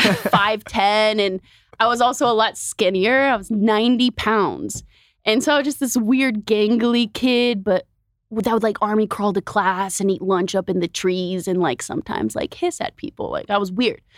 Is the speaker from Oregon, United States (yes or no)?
yes; Oregon, United States; moved away as an adult; also born or lived in Bay Area; now in Los Angeles, United States; I'm from Oregon, and my family just moved to L